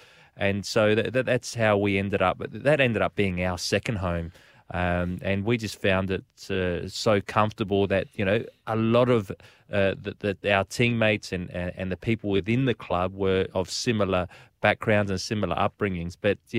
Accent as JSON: {"language": "English", "town": "Adelaide", "region": "South Australia", "country": "Australia", "tie": "born or raised there", "said": "We growing up in Adelaide, you know, our dream was not only to play, you know, for the Socceroos, play in the World Cup, play football at a professional level"}